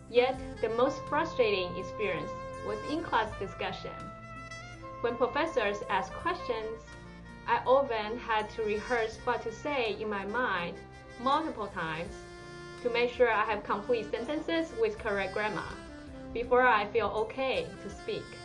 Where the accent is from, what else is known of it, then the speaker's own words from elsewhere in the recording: Taiwan; English is a second language; moved away as an adult; now in United States; I'm originally from Taiwan, a very small but beautiful island close to China.